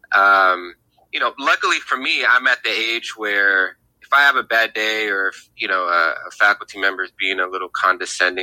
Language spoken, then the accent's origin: English; Greece; also born or lived in Tacoma, United States; now in Portland, United States; I'm from Greece.